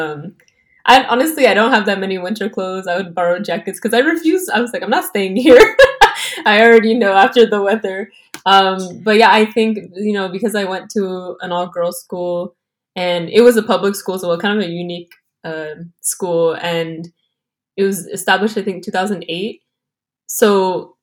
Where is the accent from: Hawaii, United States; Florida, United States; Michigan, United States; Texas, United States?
Texas, United States; I'm from Texas